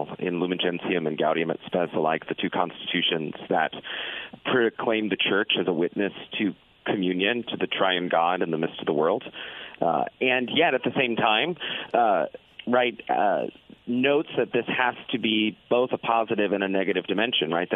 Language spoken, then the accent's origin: English; South Florida, United States; now in Granger, United States; I was born in South Florida. My parish was this sort of Irish Catholic parish